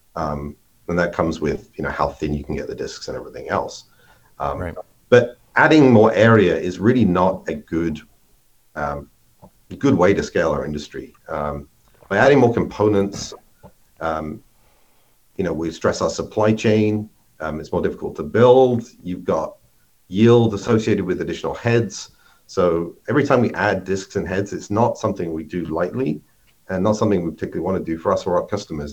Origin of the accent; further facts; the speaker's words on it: United Kingdom; moved away as an adult; now in Minnesota, United States; maybe you can tell from my accent, I'm not originally from the U.S., but I uh, grew up in in the U.K. and went and worked for IBM there